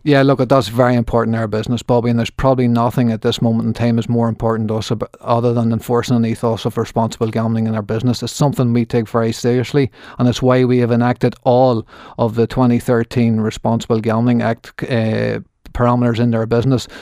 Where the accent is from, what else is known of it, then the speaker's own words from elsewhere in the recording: Markethill, Northern Ireland, United Kingdom; also born or lived in Belfast; I grew up on Margaret Hill